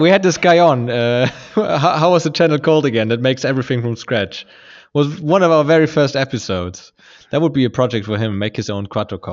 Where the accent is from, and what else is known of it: Germany; born or raised there